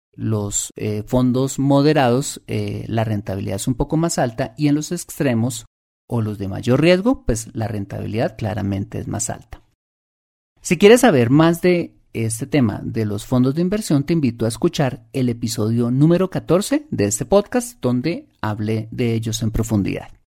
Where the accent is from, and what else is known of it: Colombia